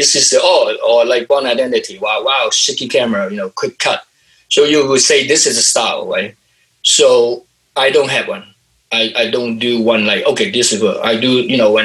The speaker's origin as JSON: {"language": "English", "country": "Hong Kong", "moved": "yes", "said": "I'm from Hong Kong and I'm working here"}